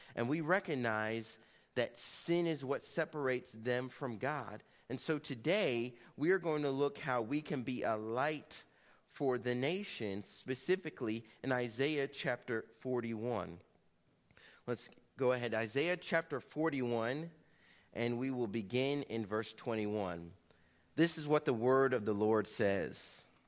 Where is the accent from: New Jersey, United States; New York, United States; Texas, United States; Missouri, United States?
Missouri, United States; Kansas City; my hometown of Kansas City, Missouri